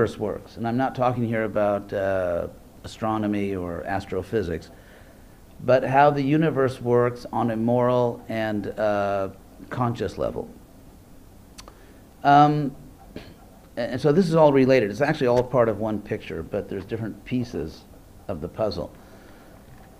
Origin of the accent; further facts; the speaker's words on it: California, United States; I'm from California